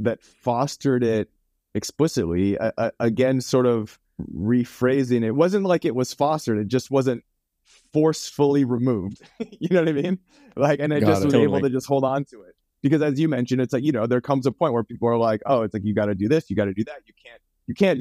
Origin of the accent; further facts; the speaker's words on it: Vancouver, British Columbia, Canada; moved away as an adult; now in Santa Monica, United States; I'm from Vancouver, Canada originally. And so for me to pursue film, I had to move